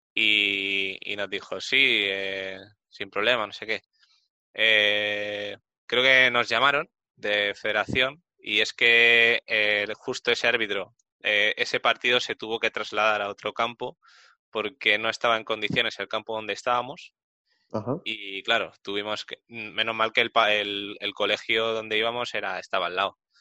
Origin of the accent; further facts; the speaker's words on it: Community of Madrid, Spain; yo soy del norte de Madrid